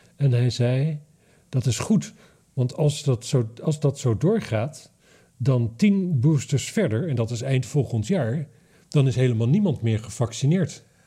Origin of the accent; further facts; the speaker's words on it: Drenthe, Netherlands; ik kom uit Drenthe